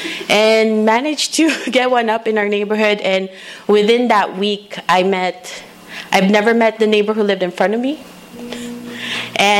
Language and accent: English; Philippines; now in Chino, United States; as a kid growing up in the Philippines